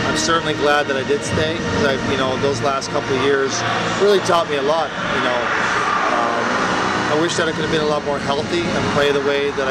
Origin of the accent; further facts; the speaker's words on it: East Coast of Canada, Canada; now in Michigan, United States; I grew up on the East Coast of Canada, obviously, and the winters were horrible